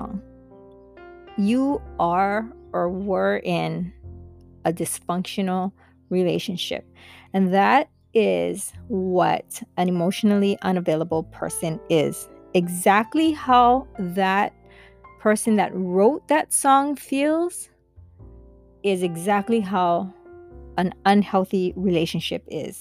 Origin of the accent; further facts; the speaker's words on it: Kailua, Hawaii, United States; I'm from Hawaii, Kailua side. And being brought up on these islands